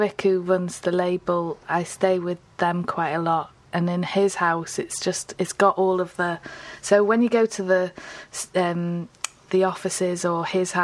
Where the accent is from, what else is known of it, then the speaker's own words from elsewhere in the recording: Liverpool, North West England, United Kingdom; now in Newcastle, United Kingdom; I'm from Liverpool, even though I live in Newcastle, and I live between Chilwell and Woolton